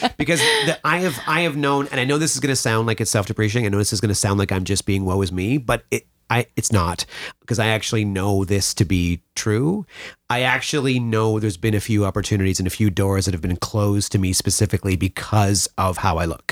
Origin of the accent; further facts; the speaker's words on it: Mattawa, Ontario, Canada; I come back to Mattawa, my hometown